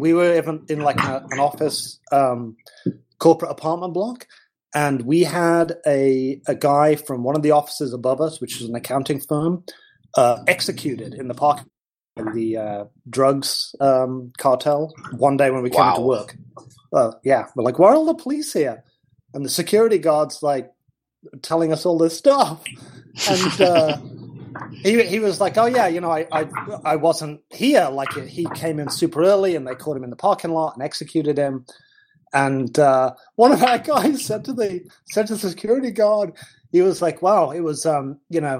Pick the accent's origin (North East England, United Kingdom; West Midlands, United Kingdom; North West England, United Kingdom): West Midlands, United Kingdom; Leicestershire; moved away as an adult; also born or lived in Yorkshire; now in United States; We're originally from Leicestershire, which is sort of in the middle bit, and then we moved to the Midlands, which is sort of the Birmingham area